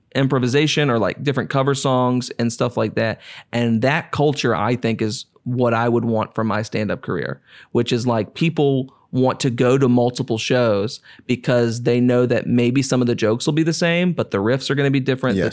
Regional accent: Cartersville, Virginia, United States; I grew up and Cartersville, Virginia, which is a place so small that I tell people I'm from Farmville

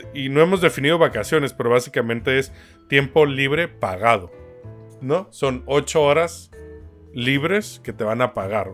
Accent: Tijuana, Baja California, Mexico; moved away; Yo nací en Tijuana, güey, México, frontera con Estados Unidos. Para mí, Estados Unidos, cuando crecí, era el primer mundo y era el objetivo a llegar, porque pues de ahí soy

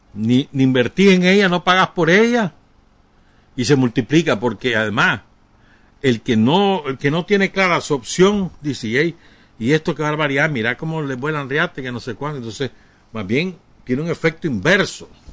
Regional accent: Nicaragua; yo soy nicaragüense

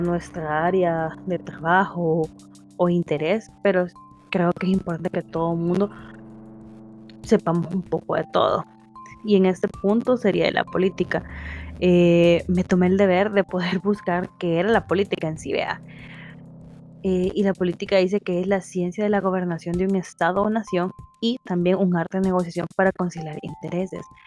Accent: El Salvador; como salvadoreños tenemos ese derecho

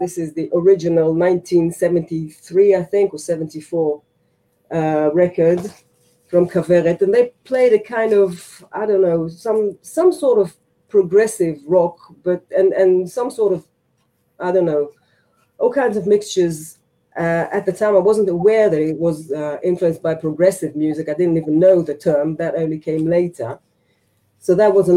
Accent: Ramat Gan, Tel Aviv District, Israel; English is a second language; I was born here. I was born in this very city, not far from here. And I've always lived here

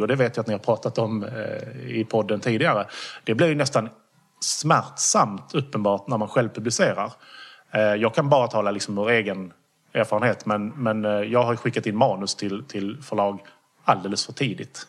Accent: Skåne, Sweden; jag är skåning

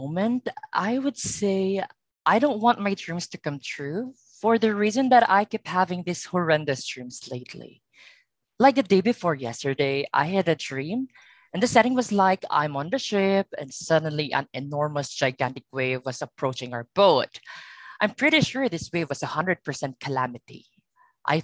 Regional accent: Philippines; I'm from the Pearl of the Orient Sea, which is the Philippines.

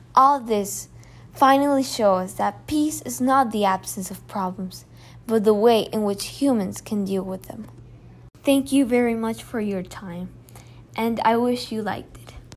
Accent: Colombia; I come from Colombia, a place with FARC and other guerrilla movements

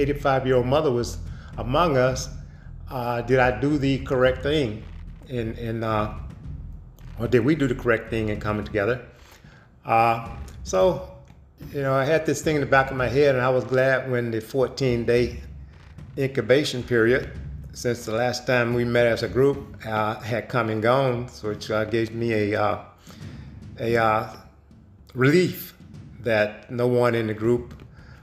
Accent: United States; moved away as an adult; now in Heidelberg, Germany; I am an American that has been living in Germany for several years.

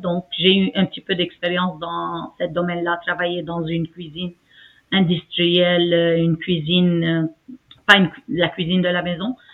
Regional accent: Aleppo, Aleppo Governorate, Syria; moved away as an adult; now in Montreal, Canada; mon pays natal, ma ville natale, Alep

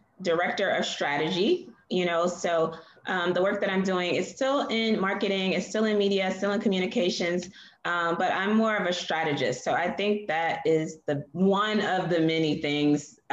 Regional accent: Philadelphia, Pennsylvania, United States; moved away as an adult; also born or lived in Bay Area, California / Washington, D.C. / New York; now in Ghana; I grew up most of my life in Philly. I was born in California, actually in the Bay Area, and I lived in Philly from the time I was like 5 years old.

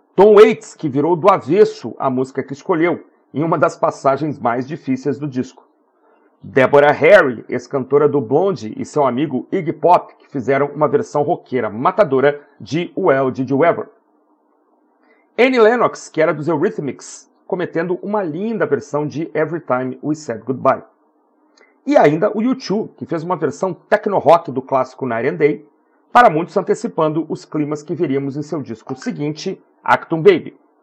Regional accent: Porto Alegre, Rio Grande do Sul, Brazil; a minha terra natal, Porto Alegre

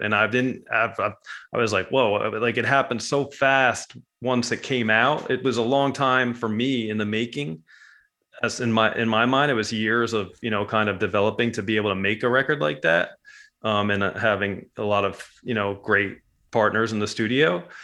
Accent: New Jersey, United States; moved away as an adult; also born or lived in Montville, New Jersey; growing up in Jersey

